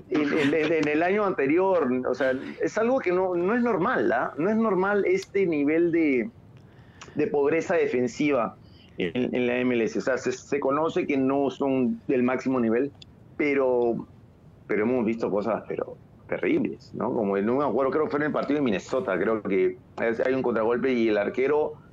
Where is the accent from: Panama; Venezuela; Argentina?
Panama; Hey, mira, yo soy, yo, soy panameño, pero, pero mi liga de panameña no, creo que pueda.